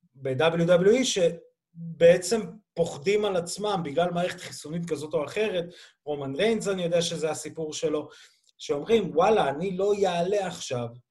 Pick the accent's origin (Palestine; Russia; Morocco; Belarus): Belarus; now in Israel; ואני כבלרוסי גאה